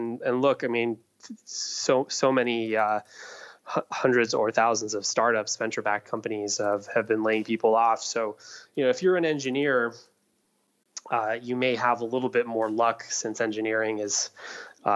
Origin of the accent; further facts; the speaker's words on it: Iowa, United States; I grew up in Iowa